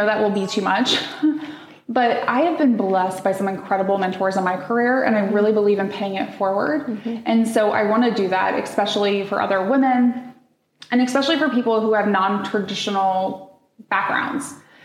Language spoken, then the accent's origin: English; Midwest, United States; I grew up in the Midwest